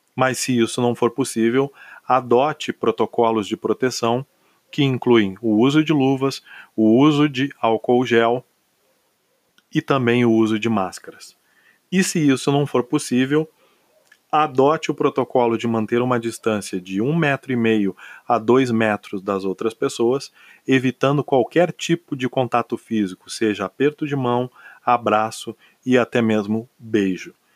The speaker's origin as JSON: {"language": "Portuguese", "country": "Brazil", "said": "nós somos uma nação de 27 estados"}